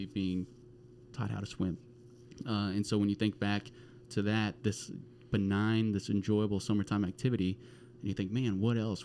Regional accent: Arlington, Texas, United States; I grew up in Arlington, Texas, which is between Fort Worth and Dallas

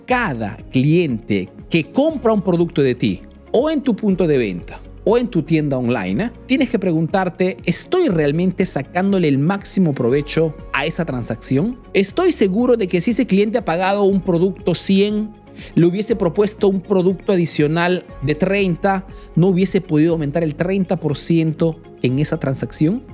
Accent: Peru; now in Italy

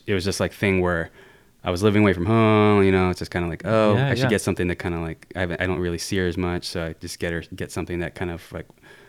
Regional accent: Riverside, California, United States; I was born and raised in like near Riverside, California

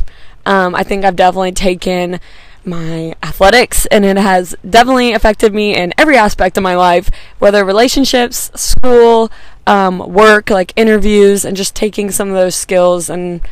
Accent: McKinney, Texas, United States; I'm from McKinney, so in the Dallas area, and just like a Dallas native

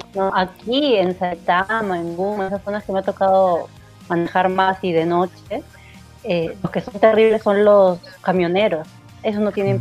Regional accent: Lima, Peru; now in Japan; Yo vengo de Perú, de, de una zona caliente, como es la Victoria

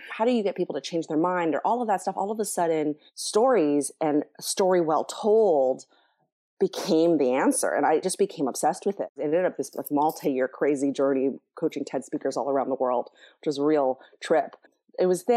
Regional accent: Toronto, Ontario, Canada; I was born and raised in Toronto in an interracial family

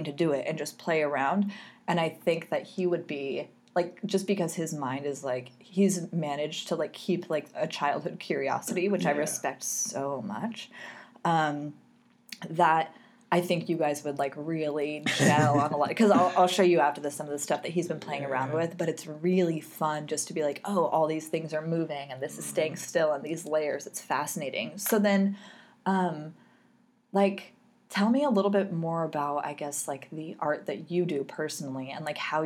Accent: Southern California, United States; also born or lived in Anaheim / Fullerton; I'm from Southern California and part of the area that I grew up in a bunch of different areas, but one of them is where Disneyland is at, in like in Anaheim, Fullerton

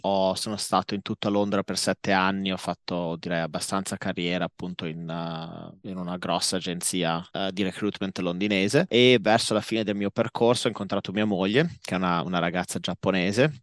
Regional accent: Modena, Emilia-Romagna, Italy; moved away as an adult; also born or lived in London; now in Tokyo, Japan; Io sono, uh, sono, originario di Modena, Ho, sono nato e cresciuto a Modena

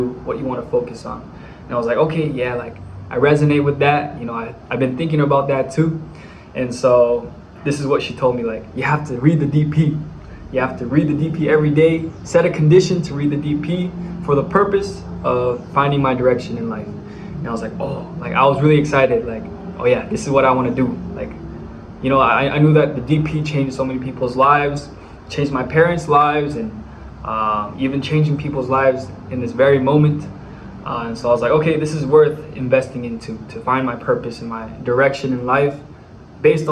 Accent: Bay Area, California, United States; moved away as an adult; now in Dominican Republic; I'm from the Bay Area, California

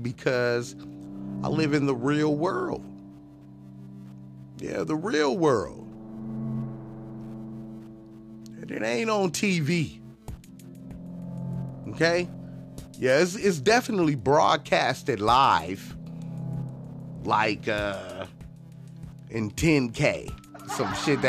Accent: Compton, California, United States; also born or lived in Long Beach, California; growing up in Compton and on the north side of Long Beach

